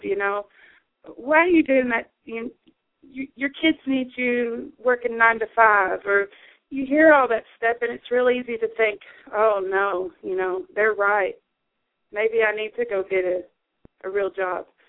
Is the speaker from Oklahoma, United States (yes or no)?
no; the Ozarks, Arkansas, United States; also born or lived in New York City; I was born in the Delta. I grew up in the Ozarks, and I'm, you know, I'm an Arkansas girl